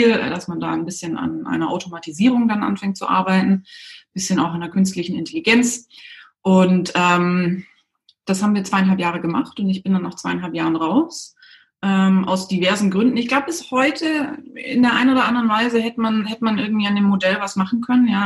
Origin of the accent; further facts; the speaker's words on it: Baden-Württemberg, Germany; Ich bin aufgewachsen in der Nähe von Stuttgart, bin dann zum Studieren direkt nach der Schule weg